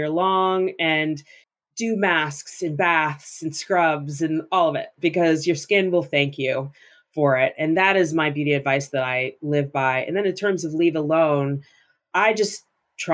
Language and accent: English; Northern Massachusetts, United States; moved away; My mom owned a small boutique in the town where I grew up in Northern Massachusetts.